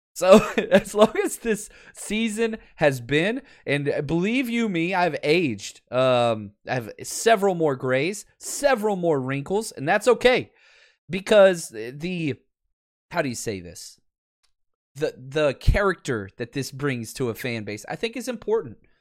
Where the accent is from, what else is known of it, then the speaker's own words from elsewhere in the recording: Texas, United States; I'm from Texas and I don't speak English properly